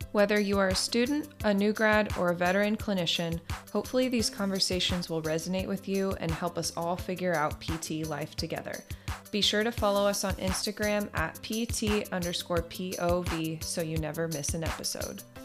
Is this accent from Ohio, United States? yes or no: no; Salem, Oregon, United States; moved away as an adult; also born or lived in Omaha, Nebraska; now in Phoenix, United States; I am originally from Salem, Oregon.